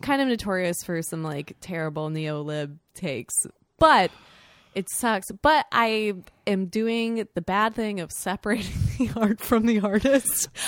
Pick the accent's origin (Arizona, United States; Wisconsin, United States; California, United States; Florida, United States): Florida, United States; Sarasota; the big mall in my hometown